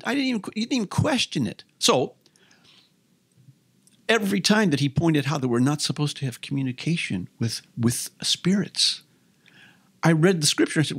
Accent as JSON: {"language": "English", "town": "St. Louis", "region": "Missouri", "country": "United States", "tie": "born or raised there", "said": "I grew up in St. Louis."}